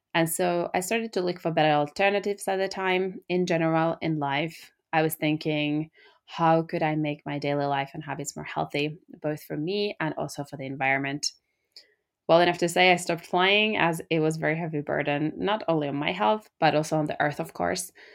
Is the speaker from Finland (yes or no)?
yes; Finland; I come from Finland